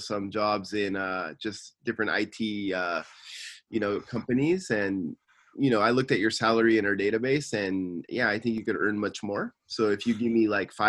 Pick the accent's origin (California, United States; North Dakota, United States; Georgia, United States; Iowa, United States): California, United States; Simi Valley; now in Tokyo, Japan; I'm from Simi Valley, and I'm living in Tokyo